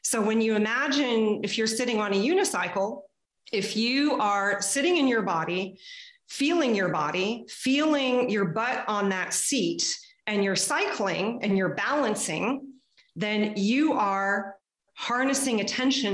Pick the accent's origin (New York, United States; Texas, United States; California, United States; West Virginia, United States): Texas, United States; now in Canada; I was growing up in Texas